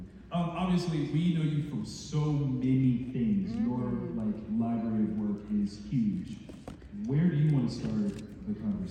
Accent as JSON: {"language": "English", "region": "Ohio", "country": "United States", "said": "I'm from Ohio"}